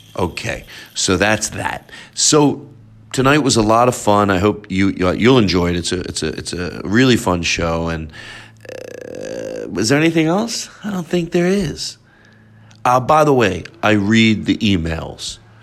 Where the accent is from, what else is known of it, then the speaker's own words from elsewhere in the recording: Philadelphia, Pennsylvania, United States; moved away; Philadelphia since that's my hometown